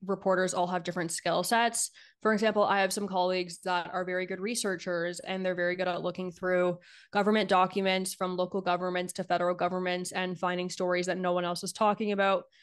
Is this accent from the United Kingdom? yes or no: no; Niagara region, Ontario, Canada; also born or lived in Ottawa; I worked at a newspaper in my hometown in the Niagara region